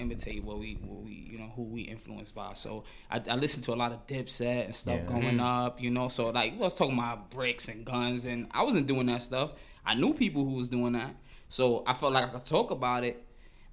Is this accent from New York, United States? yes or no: yes; New York City, New York, United States; growing up in Crown Heights